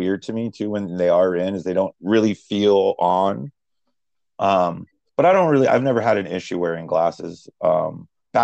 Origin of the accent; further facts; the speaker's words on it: United States; I grew up and lived in Baltimore, New Jersey.